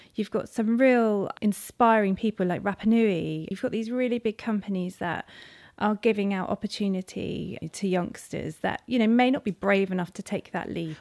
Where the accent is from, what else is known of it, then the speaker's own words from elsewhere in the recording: Carisbrooke, South East England, United Kingdom; we grew up on the outskirts of Carisbrooke, um, in this bloody rural, um, location